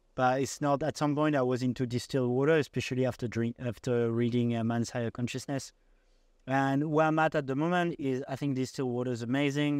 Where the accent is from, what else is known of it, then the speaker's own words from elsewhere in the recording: Paris, Île-de-France, France; moved away; I come from Paris